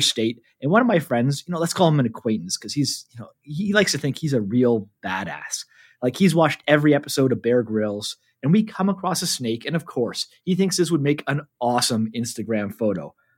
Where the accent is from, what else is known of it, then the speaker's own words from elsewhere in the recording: Canada; moved away as an adult; now in New Zealand; I'm a Canadian living in New Zealand.